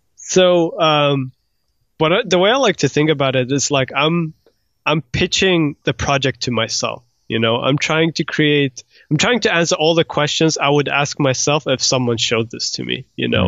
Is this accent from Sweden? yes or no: yes; Sweden; moved away as an adult; also born or lived in Iran / United Kingdom / Croatia; now in Los Angeles, United States; so originally I was born in Iran, but we moved to Sweden when I was, uh, like, a year old.